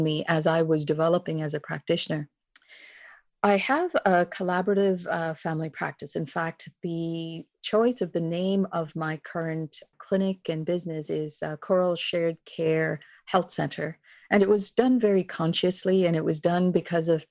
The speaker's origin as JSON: {"language": "English", "country": "India", "tie": "born or raised there", "also_born_or_lived": "Kincardine, Ontario, Canada / London, Ontario, Canada", "moved": "yes", "lives_now": "Halifax, Canada", "said": "I was born and raised in India. My family immigrated to Kincardine on the shores of Lake Huron in Ontario."}